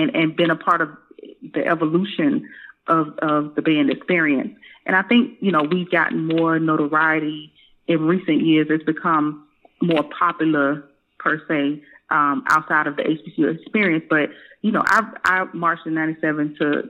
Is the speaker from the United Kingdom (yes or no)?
no; Tampa, Florida, United States; I grew up in Tampa, Florida